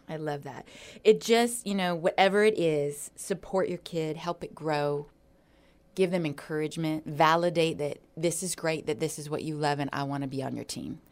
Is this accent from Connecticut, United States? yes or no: no; Hawaii, United States; moved away; I grew up in Hawaii